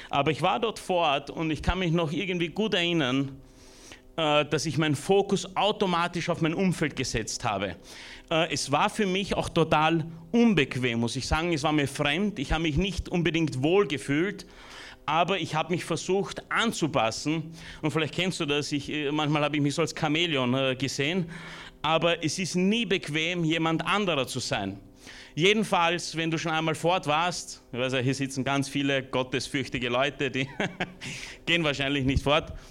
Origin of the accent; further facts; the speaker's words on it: Burgenland, Austria; also born or lived in Romania; geflüchtet sind von Rumänien. Ich war ein bisschen was über eineinhalb, zwei Jahre alt. Und dort, wo ich aufgewachsen bin, im Burgenland, da bin ich heute, na, von heute nicht hergefahren, aber dort wohne ich.